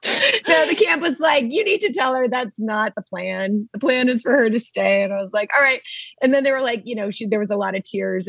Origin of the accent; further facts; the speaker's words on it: Maine, United States; moved away as an adult; now in Los Angeles, United States; we grew up in New England